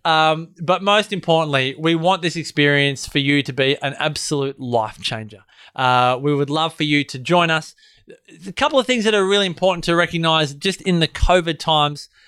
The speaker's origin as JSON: {"language": "English", "country": "Australia"}